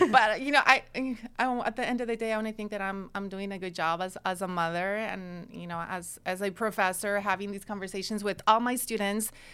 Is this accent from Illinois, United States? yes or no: no; Watsonville, California, United States; I grew up in Watsonville, which is only twenty-five minutes from Santa Cruz